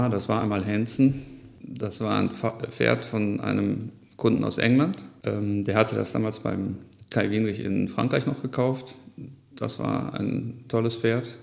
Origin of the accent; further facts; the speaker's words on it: Mülheim, North Rhine-Westphalia, Germany; Ja, ich bin in Mülheim-Stierum aufgewachsen.